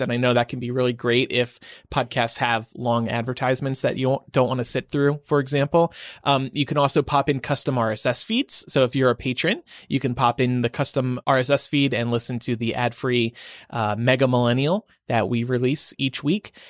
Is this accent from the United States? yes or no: yes; Nevada, United States; my home state of Nevada